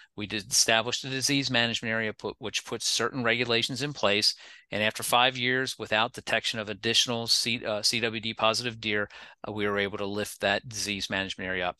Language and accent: English; Pennsylvania, United States; moved away; also born or lived in South Carolina; I've lived in a number of different states other than Pennsylvania, even though I'm from Pennsylvania